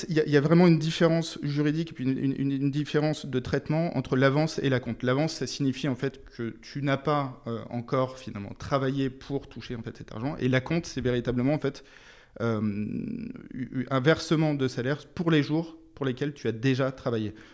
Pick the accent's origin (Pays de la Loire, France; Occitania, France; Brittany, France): Brittany, France; Alors d'abord, je suis breton. Je suis né en Bretagne, donc dans les.